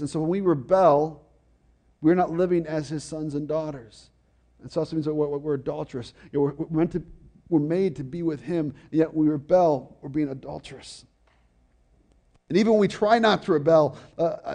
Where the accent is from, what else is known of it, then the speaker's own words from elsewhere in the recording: Fargo, North Dakota, United States; I was born in Fargo, North Dakota